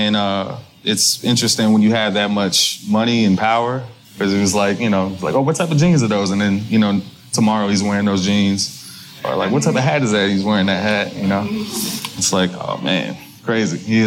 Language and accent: English; Prince George's County, Maryland, United States; I grew up on the east side of D.C., born and raised, in a county called Prince George's County.